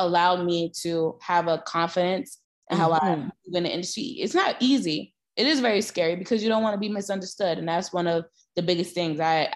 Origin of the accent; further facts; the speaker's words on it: New York City, New York, United States; accent: New York; moved away as an adult; now in Los Angeles, United States; I was from Brooklyn, Broadway just wasn't a conversation in my household